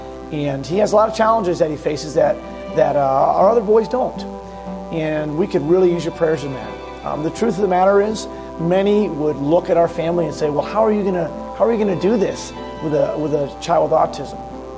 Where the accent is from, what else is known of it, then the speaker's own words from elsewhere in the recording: Massachusetts, United States; moved away as an adult; also born or lived in Cape Cod; My wife and I both grew up in Massachusetts our whole lives. I was born in Massachusetts, as was she, and spent the first 20 years of our life there.